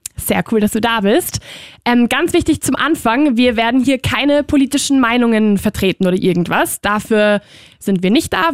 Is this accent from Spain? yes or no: yes; Spain; moved away; ich bin halt aus Spanien